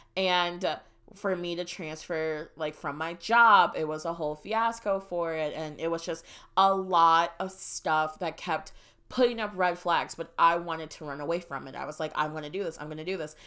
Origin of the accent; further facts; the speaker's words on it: Wisconsin, United States; moved away as an adult; now in Texas, United States; growing up in Wisconsin.